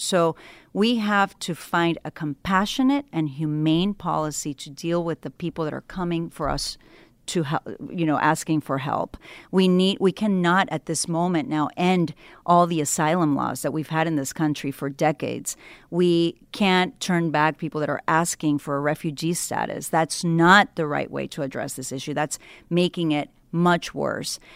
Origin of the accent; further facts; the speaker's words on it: Ecuador; now in United States; I was born in Ecuador